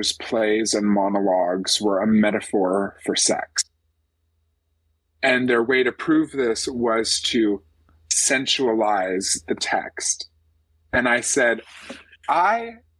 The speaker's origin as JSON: {"language": "English", "region": "West Coast", "country": "United States", "tie": "born or raised there", "said": "growing up on the West Coast, I have no concept of public transit."}